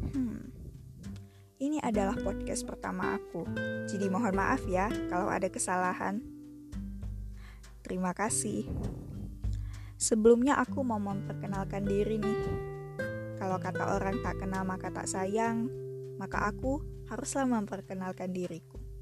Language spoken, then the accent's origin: Indonesian; Pekanbaru, Riau, Indonesia; also born or lived in Solo; Aku lahir di kota Solo, Provinsi Jawa Tengah, dan dibesarkan di kota Pekanbaru, Provinsi Riau.